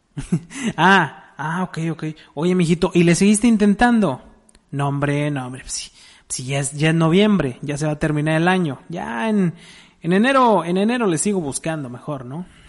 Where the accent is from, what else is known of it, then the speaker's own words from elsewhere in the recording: Mexico; somos mexicanos